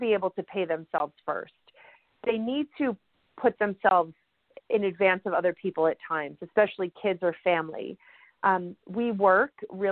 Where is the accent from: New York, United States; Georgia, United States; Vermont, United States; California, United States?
New York, United States; I'm a New Yorker